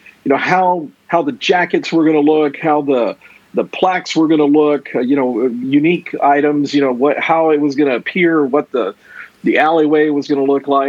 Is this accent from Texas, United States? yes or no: yes; Houston, Texas, United States; I'm a native Houstonian.